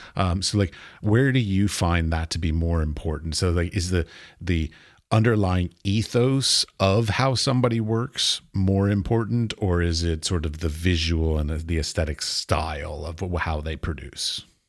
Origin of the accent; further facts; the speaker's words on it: United States; I'm American